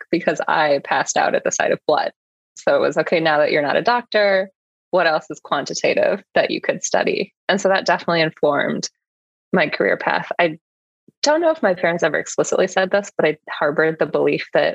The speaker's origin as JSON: {"language": "English", "area": "suburbs of Chicago", "region": "Illinois", "country": "United States", "tie": "born or raised there", "also_born_or_lived": "San Francisco", "said": "I was born in San Francisco, but would say I grew up more in the suburbs of Chicago."}